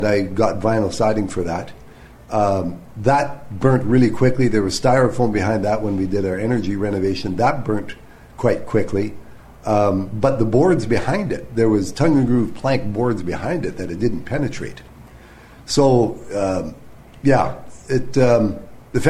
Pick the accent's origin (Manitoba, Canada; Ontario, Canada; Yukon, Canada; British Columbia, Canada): Ontario, Canada; moved away as an adult; also born or lived in Alberta; now in Steinbach, Canada; I'm from Ontario